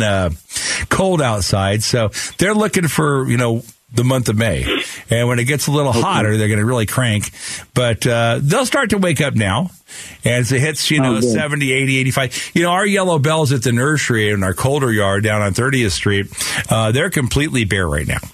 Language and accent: English; Phoenix, Arizona, United States; I grew up here in Sunny Slope